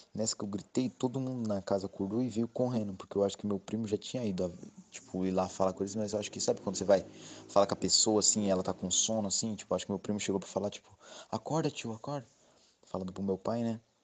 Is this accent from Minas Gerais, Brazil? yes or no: no; Registro, São Paulo, Brazil; eu sou da cidade de Registro, no Vale do Ribeira